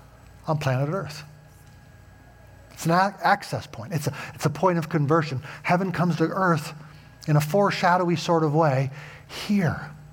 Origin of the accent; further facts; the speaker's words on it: Covina, California, United States; born there; As you know, I was born in Covina, California. I was a citizen by birth, right?